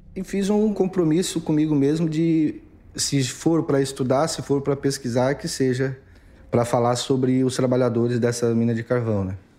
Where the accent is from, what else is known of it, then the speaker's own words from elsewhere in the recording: Imaruí, Santa Catarina, Brazil; now in Criciúma, Brazil; Eu sou de Imaruí, é uma cidadezinha a 110 quilômetros ao norte de Criciúma, a 89 quilômetros